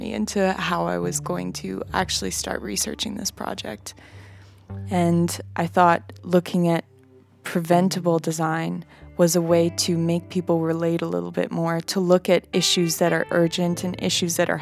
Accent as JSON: {"language": "English", "town": "Vancouver", "region": "British Columbia", "country": "Canada", "said": "I'm from Vancouver in Canada"}